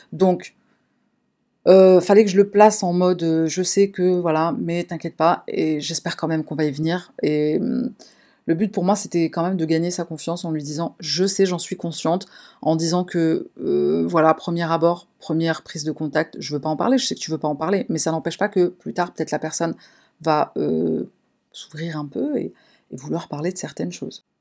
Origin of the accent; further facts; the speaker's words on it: Paris, Île-de-France, France; Je suis de Paris, en France.